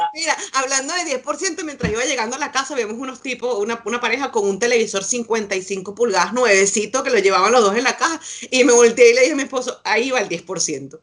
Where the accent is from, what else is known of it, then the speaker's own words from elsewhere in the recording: Venezuela; now in Santiago, Chile; uno como venezolano está haciendo afuera